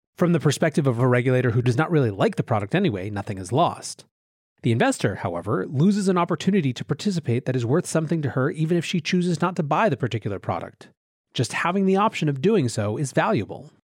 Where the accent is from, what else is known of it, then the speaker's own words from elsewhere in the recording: Western Reserve, Ohio, United States; I am from Ohio, which once was what the West meant to people coming from the States on the Eastern Seaboard. Reflecting that history, the part of Ohio I am from is called the Western Reserve.